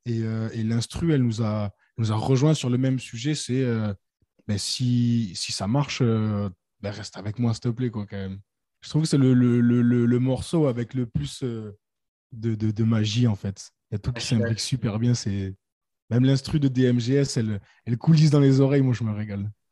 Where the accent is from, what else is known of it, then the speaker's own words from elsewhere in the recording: Nîmes, Occitania, France; nous, on vient de Nîmes